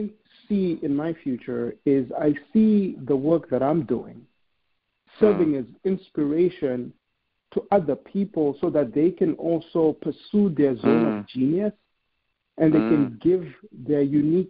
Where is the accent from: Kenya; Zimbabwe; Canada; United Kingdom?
Zimbabwe; moved away as an adult; now in United States; I'm a kid from Zimbabwe who came to America with nothing.